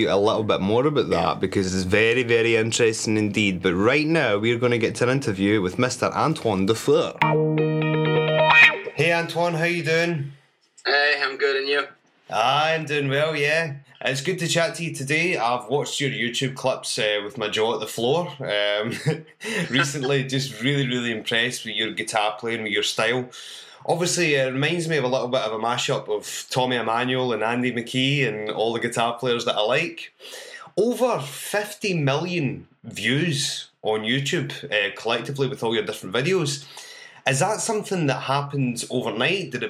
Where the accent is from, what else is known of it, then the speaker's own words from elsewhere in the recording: Scotland, United Kingdom; now in United States; I'm from Scotland